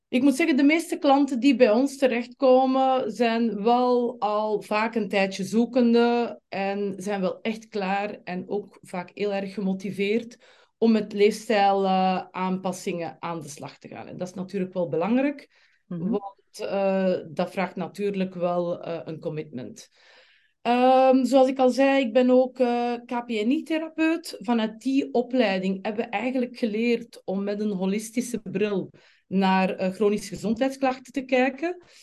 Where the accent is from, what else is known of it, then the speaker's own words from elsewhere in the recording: Flanders, Belgium; accent: Flemish; moved away as an adult; now in Amsterdam, Netherlands; Eh, ik kom oorspronkelijk uit België, zoals waarschijnlijk de meeste van jullie nu al zullen opgepikt hebben. Van dat Vlaamse accentje ga ik eh, niet afgeraken. ik woon in met mijn man Filip en twee kinderen, twee teenagers, Maxim en Sienna in Amsterdam.